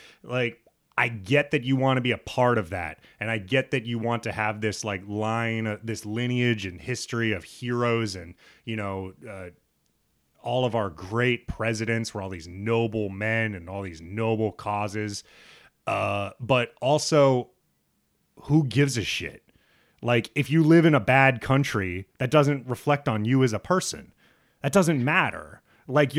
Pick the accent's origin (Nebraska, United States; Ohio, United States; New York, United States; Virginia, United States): Nebraska, United States; Lincoln; moved away; also born or lived in Brooklyn; I grew up in Lincoln, Nebraska, so most of the schools are kind of predominantly white